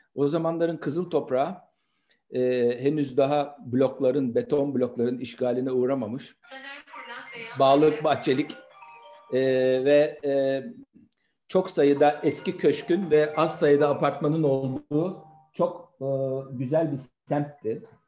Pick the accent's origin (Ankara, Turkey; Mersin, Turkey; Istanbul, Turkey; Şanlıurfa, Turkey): Istanbul, Turkey; 28 Kasım 1961'de İstanbul'da Nişantaşı semtinde doğdum.